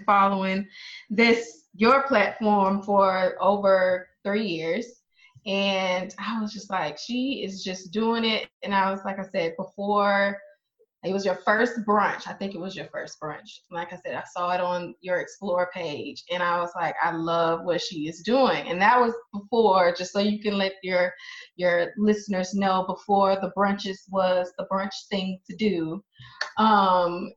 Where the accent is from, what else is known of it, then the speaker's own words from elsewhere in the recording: Alabama, United States; moved away as an adult; also born or lived in Louisiana; from Alabama originally